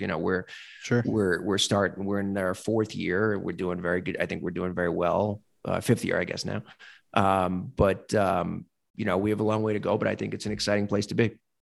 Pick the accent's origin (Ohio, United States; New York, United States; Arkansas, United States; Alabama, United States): New York, United States; moved away as an adult; now in Nashville, United States; from New York, but I but I'm from here now. Yeah, I live here now